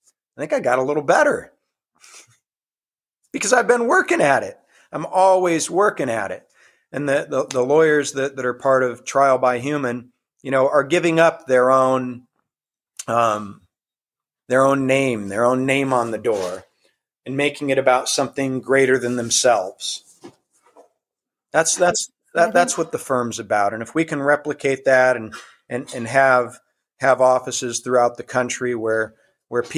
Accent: Iowa, United States; started the website in my home state of Iowa

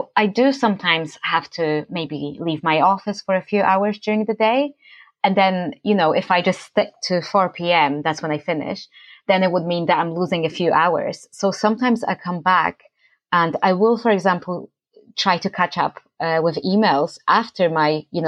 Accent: Poland; moved away; I'm from Poland

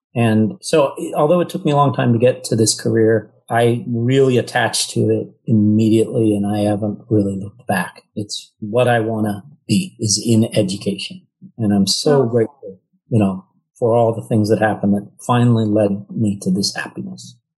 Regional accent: California, United States; moved away as an adult; also born or lived in New York; I was originally from California and wanted to be near family

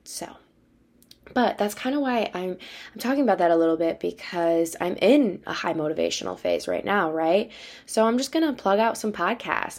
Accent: Wisconsin, United States; moved away; I'm from Wisconsin

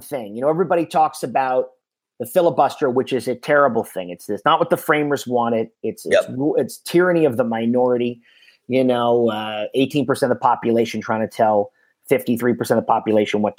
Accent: Miami, Florida, United States; I grew up in Miami

